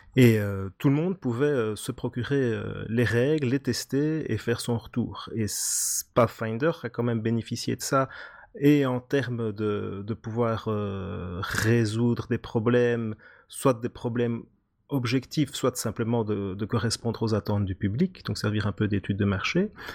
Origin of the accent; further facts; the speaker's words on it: Belgium; accent: Belgian; là on entend que je suis belge